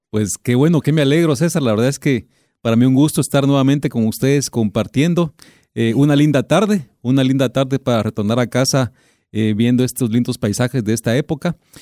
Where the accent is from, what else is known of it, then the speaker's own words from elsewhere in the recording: Guatemala; somos guatemaltecos